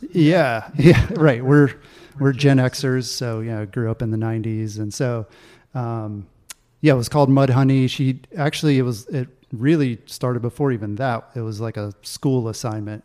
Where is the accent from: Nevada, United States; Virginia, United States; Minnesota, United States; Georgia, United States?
Georgia, United States; Augusta; moved away as an adult; also born or lived in North Carolina / Colorado; growing up in Augusta, Georgia